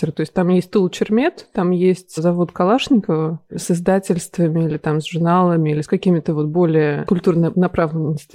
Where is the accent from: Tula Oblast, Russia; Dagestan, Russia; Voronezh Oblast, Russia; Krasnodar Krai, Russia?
Tula Oblast, Russia; Tula; also born or lived in Moscow / Milan; now in London, United Kingdom; Да, я из Тулы.